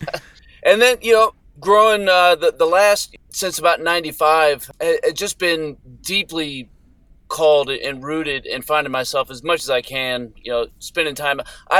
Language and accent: English; New Mexico, United States; So I'm originally from the Southwest in New Mexico area. Kind of stomping ground was the Gila Wilderness area.